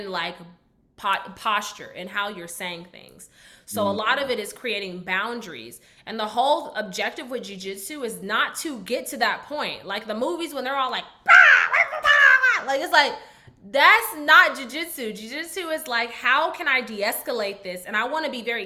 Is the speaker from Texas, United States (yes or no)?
yes; Garland, Texas, United States; accent: Southern; also born or lived in Dallas, Texas / Tennessee / Alabama; I'm from Dallas. I was raised on Skillman and Idalia, and we like moved